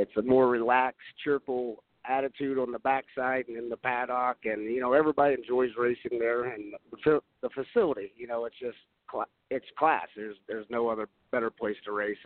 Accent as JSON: {"language": "English", "region": "Ohio", "country": "United States", "tie": "born or raised there", "said": "born and bred in Ohio"}